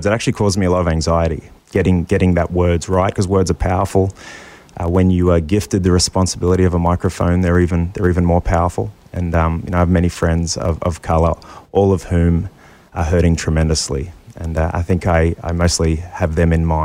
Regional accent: Australia; now in United States; I'm an immigrant from Australia

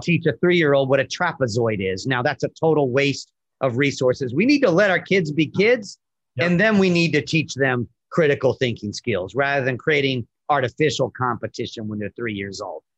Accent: Virginia, United States; moved away as an adult; now in New York City, United States; I'm from Virginia originally, and after coming to York, to New York

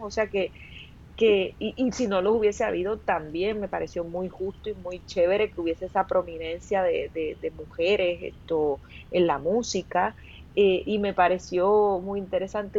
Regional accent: Puerto Rico; also born or lived in Los Angeles; somos de Puerto Rico

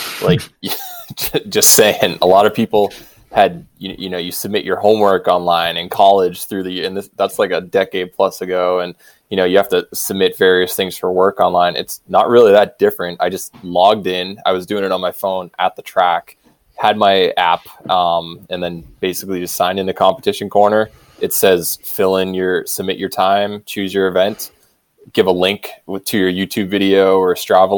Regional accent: New Hampshire, United States; now in Colorado, United States; I grew up in New Hampshire

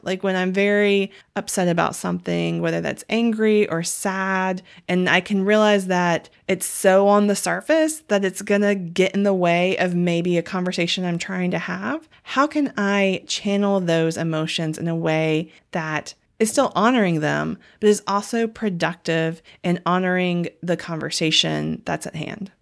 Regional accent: the South, United States; growing up in the South

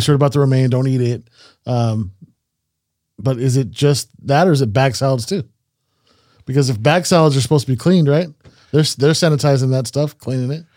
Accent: Salinas, California, United States

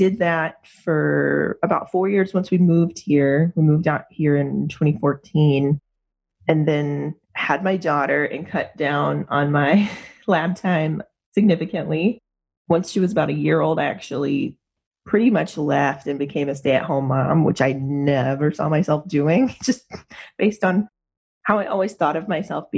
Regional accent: Gastonia, North Carolina, United States; moved away as an adult; also born or lived in Raleigh, North Carolina; now in Portland, United States; I'm actually originally from Gastonia, so the Charlotte neck of the woods.

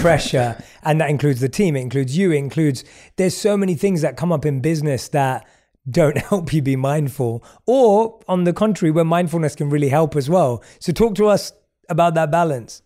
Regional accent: London, United Kingdom; as a young kid growing up in London

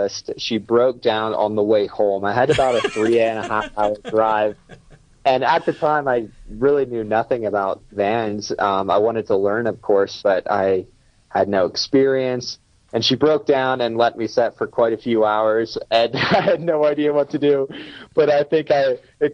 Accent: Pennsylvania, United States; growing up in the States in like a small rural area of Pennsylvania

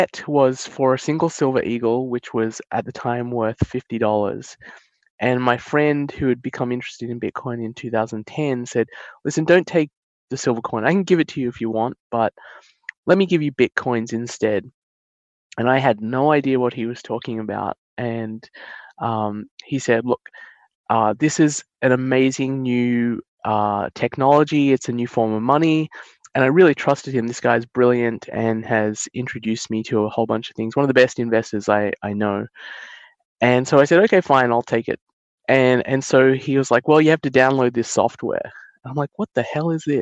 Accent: Australia; I was born and raised in Australia with my sister, but my father and my mother were born in India

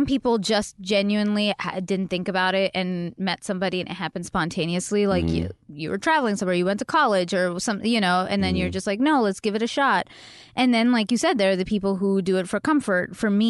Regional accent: Mississauga, Ontario, Canada; one in my hometown in Mississauga

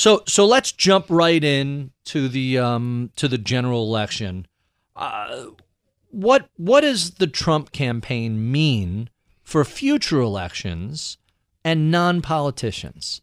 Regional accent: New York, United States; I'm an odd political duck growing up in New York

